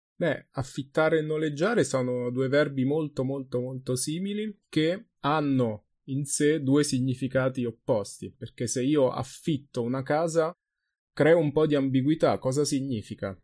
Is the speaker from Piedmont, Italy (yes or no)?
no; Ascoli Piceno, Marche, Italy; Ma se io vengo da Ascoli Piceno, la mia città, allora questo è il mio punto di partenza, ok? Io vengo da Ascoli.